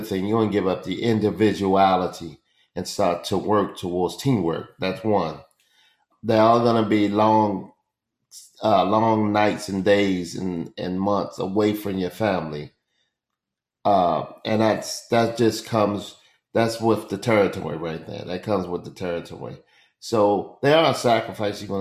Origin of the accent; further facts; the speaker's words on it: Baltimore, Maryland, United States; moved away as an adult; now in Orlando, United States; I grew up in the west side of Baltimore, which is Franklin Street.